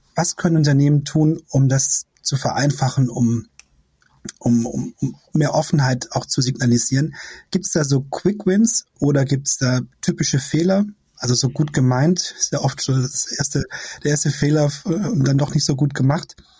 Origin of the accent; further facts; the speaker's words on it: Esslingen district, Baden-Württemberg, Germany; now in Berlin, Germany; Ich komme aus dem Kreis Esslingen